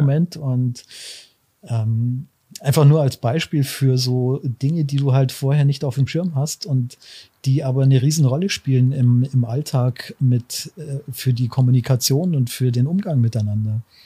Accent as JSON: {"language": "German", "town": "Augsburg", "region": "Bavaria", "country": "Germany", "tie": "born or raised there", "also_born_or_lived": "Bamberg / Munich / Washington, D.C.", "said": "ich bin seit ich drei bin dann in Augsburg äh, gewesen"}